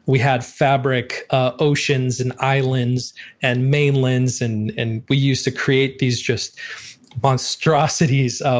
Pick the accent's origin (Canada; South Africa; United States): United States; Montana; I grew up in Montana